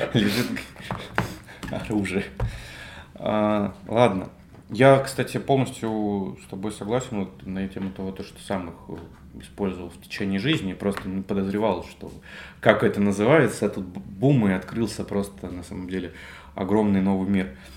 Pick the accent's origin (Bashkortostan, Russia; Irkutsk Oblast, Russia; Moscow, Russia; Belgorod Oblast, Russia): Belgorod Oblast, Russia; Belgorod; я диджитальщик из Белгорода